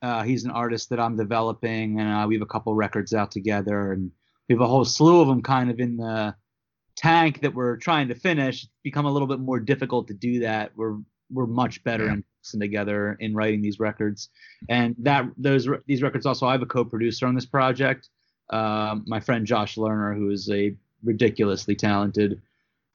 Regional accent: Philadelphia, Pennsylvania, United States; I'm from Philadelphia.

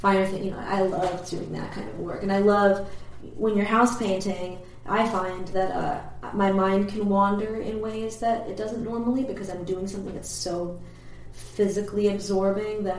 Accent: Perkiomenville, Pennsylvania, United States; also born or lived in New Jersey; now in Philadelphia, United States; I'm originally from New Jersey, I guess, but the town we moved to later, it's called Perkiomenville

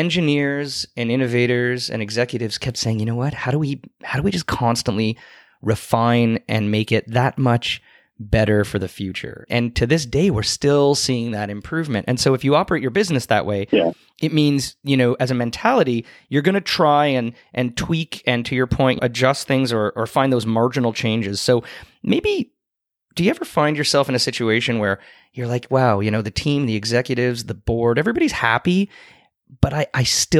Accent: Canada; I'm a Canadian

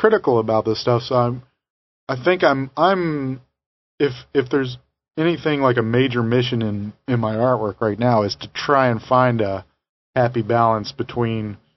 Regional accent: Tennessee, United States; I'm from Tennessee.

